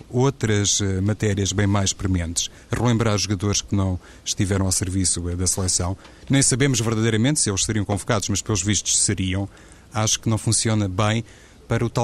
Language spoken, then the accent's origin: Portuguese; Portugal; na Federação Portuguesa de Futebol, que sou português